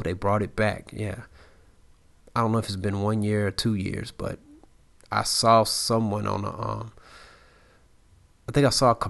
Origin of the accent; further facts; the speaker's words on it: Texas, United States; Matthew Stafford is from Texas and I'm from Texas.